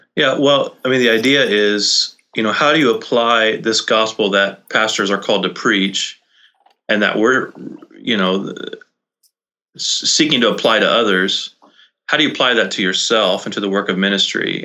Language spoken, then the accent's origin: English; Brownsville, Texas, United States; moved away as an adult; also born or lived in Nashville, Tennessee; now in Vermont, United States; I was born in Brownsville, Texas. Grew okay. up in the Rio Grande Valley, down in South Texas